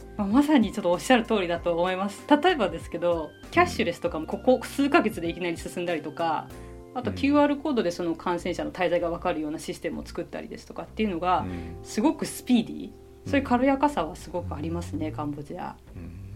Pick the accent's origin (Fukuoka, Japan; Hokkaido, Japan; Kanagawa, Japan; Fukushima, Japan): Kanagawa, Japan; moved away as an adult; now in Cambodia; 私あの神奈川県の出身で高校まで普通の生活をしていた